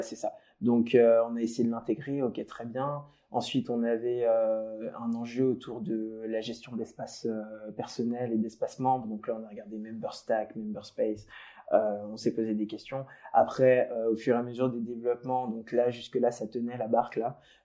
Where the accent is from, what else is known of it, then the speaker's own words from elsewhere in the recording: Paris region, Île-de-France, France; moi j'ai grandi en région parisienne